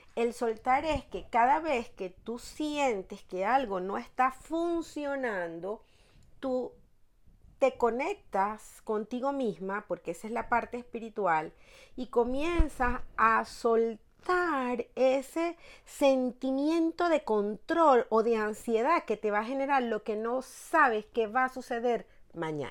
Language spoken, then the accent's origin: Spanish; La Guaira, Vargas, Venezuela; moved away as an adult; now in Madrid, Spain; mi ciudad natal que era eh, el estado Vargas, en La Guaira